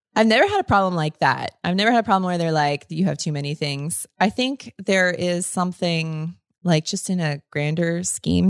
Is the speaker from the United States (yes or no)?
yes; Florida, United States; growing up in Florida